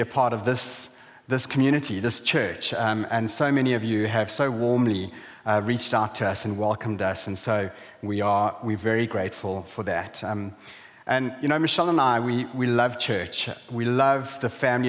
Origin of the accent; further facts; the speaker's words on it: South Africa; moved away as an adult; also born or lived in Zambia; now in Hull, United Kingdom; We're originally from South Africa, and in 2009 we moved from South Africa to Zambia